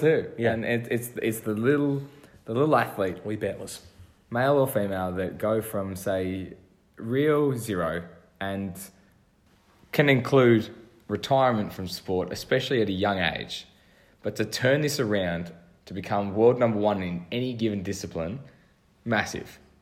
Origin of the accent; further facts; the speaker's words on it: Australia; for me being an Australian